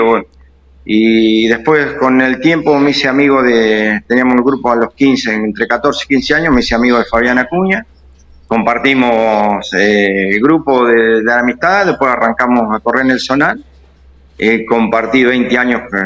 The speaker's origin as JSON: {"language": "Spanish", "town": "Azucena", "region": "Buenos Aires", "country": "Argentina", "tie": "born or raised there", "said": "yo me crié en Azucena, eh, Azucena y Tandil"}